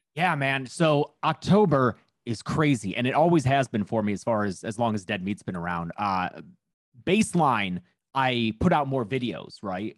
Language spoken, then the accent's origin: English; Lincoln Park, Michigan, United States; I'm from Lincoln Park, is where I lived